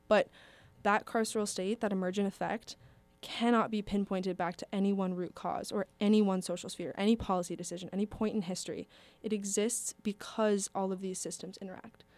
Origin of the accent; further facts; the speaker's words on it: around Minneapolis, Minnesota, United States; I grew up around Minneapolis